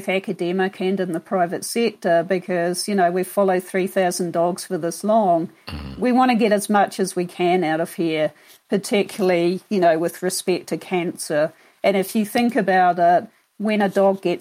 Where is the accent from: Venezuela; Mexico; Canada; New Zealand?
New Zealand; moved away as an adult; also born or lived in Florida / Kentucky / London / Queensland; now in Denver, United States; I'm actually from New Zealand originally.